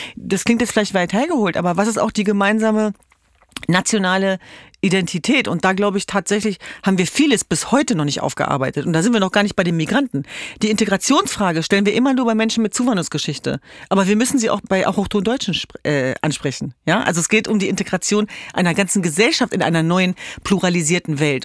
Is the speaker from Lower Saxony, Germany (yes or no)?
yes; Hanover, Lower Saxony, Germany; moved away; Ich komme ja ursprünglich aus Hannover